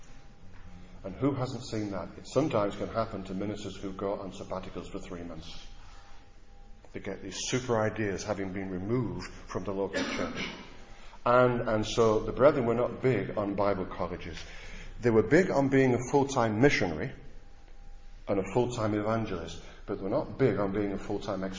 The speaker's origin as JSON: {"language": "English", "town": "Blackburn", "region": "North West England", "country": "United Kingdom", "said": "I come from Blackburn"}